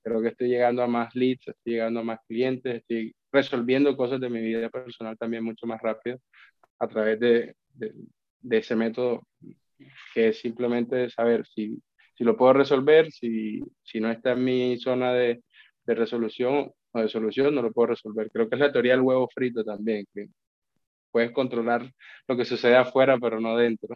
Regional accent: Colombia; moved away as an adult; now in Spain; yo vengo de Colombia

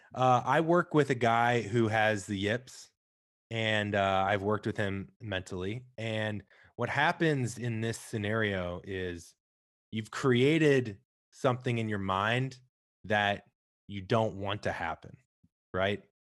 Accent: Midwest, United States; I'm from the Midwest, bowling was, like, all we could do besides eat, drink, and watch sports

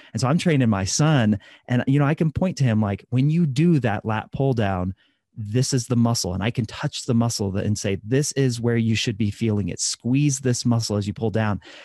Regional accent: Midwest, United States; I'm from the Midwest, so lots of fried food, lots of casseroles, lots of butter

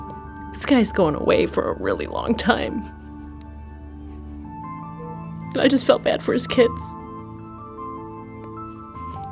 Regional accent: Detroit, Michigan, United States; I love my hometown.

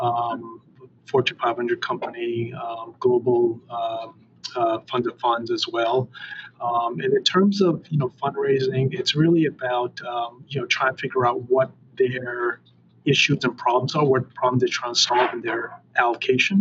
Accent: Boston, Massachusetts, United States; I grew up in Boston

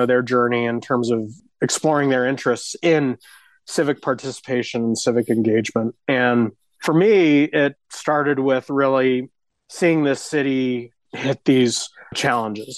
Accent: Denver, Colorado, United States; I was born and raised in West Denver

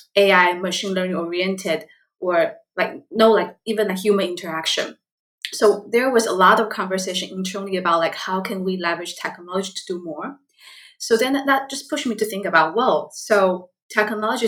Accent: Taiwan; English is a second language; moved away as an adult; now in Seattle, United States; I was born and raised in Taiwan

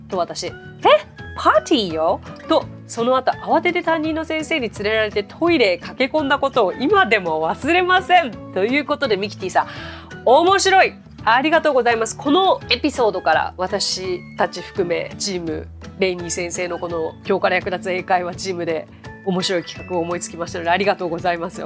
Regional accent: Japan; 私日本人ですから、日本人ですから

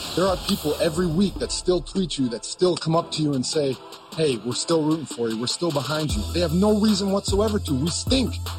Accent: Wisconsin, United States; I grew up in Wisconsin

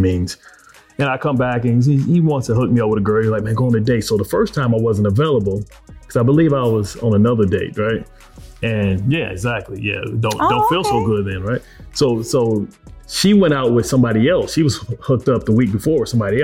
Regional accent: Detroit, Michigan, United States; we're both from Detroit

